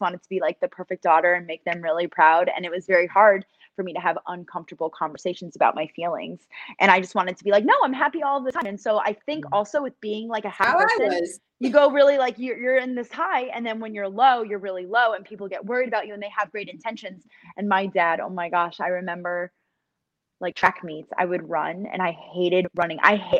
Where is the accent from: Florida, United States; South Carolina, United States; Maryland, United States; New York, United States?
New York, United States; I'm from New York